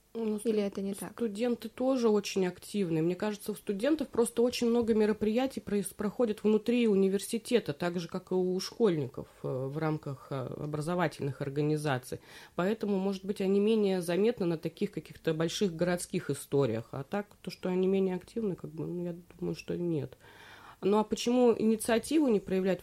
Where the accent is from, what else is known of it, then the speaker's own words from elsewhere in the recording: Belyy Yar, Verkhneketsky District, Tomsk Oblast, Russia; Я выросла в Верхнекетском районе, в поселке Белья